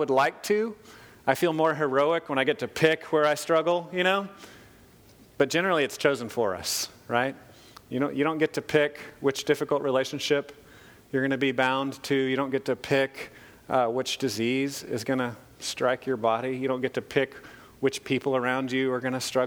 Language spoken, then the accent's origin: English; United States; as American Christians because as Americans, we're very isolated